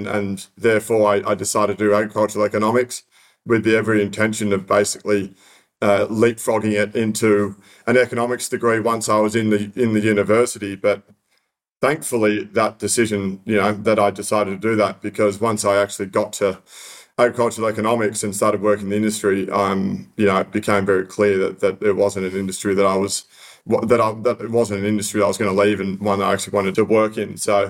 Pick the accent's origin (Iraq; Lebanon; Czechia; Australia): Australia; Sydney, New South Wales; also born or lived in Young, New South Wales; growing up in Sydney